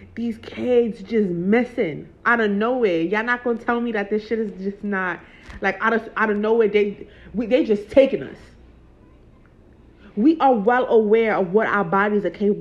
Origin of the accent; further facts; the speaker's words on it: New York, United States; I'm not even from LA. I'm from New York.